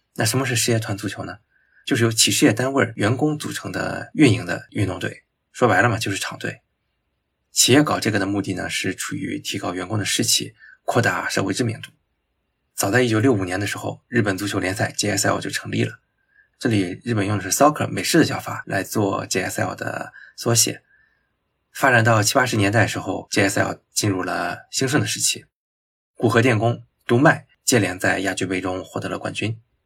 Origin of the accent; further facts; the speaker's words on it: China; 我们中国人经常习惯的做法是折中